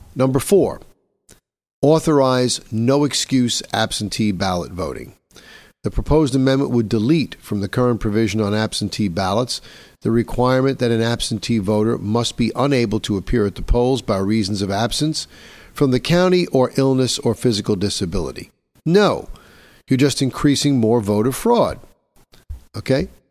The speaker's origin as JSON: {"language": "English", "region": "New York", "country": "United States", "said": "my home state of New York"}